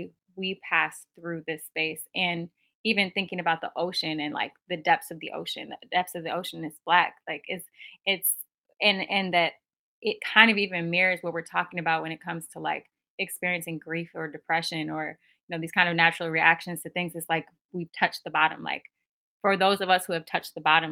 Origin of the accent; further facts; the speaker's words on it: Minneapolis, Minnesota, United States; moved away; I'm originally from Minneapolis, Minnesota